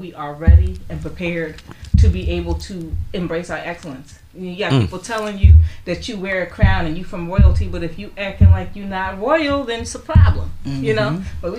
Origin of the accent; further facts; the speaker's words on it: Philadelphia, Pennsylvania, United States; I'm from Philadelphia